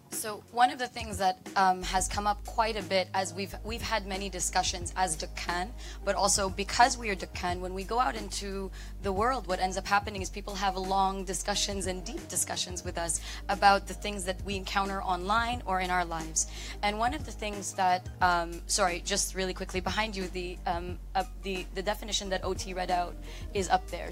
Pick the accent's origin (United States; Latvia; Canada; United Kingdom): Canada; also born or lived in Philippines; now in Dubai, United Arab Emirates; I'm Canadian by um, by immigration. By, and that's where I grew up